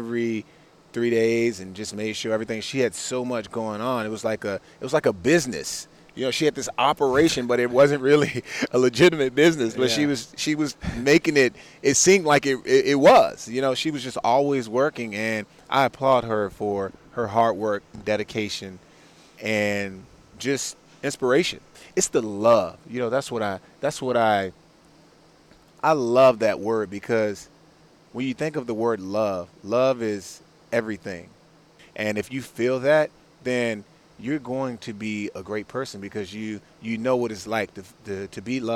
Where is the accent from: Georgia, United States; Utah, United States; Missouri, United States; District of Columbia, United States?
District of Columbia, United States; Washington; I grew up in Washington, D.C.